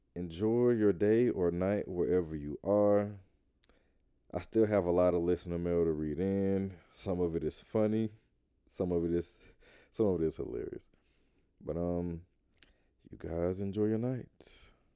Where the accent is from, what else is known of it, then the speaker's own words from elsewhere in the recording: Atlanta, Georgia, United States; I grew up in the South. I grew up in Atlanta.